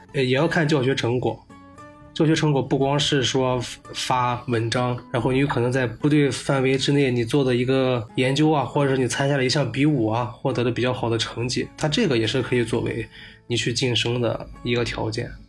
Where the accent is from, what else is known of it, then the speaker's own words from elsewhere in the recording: Shandong, China; moved away; 我是山东人， 然后今年二十七岁